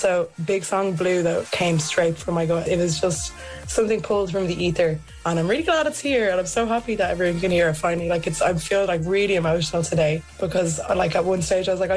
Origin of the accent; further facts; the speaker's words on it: Ireland; I'm from Ireland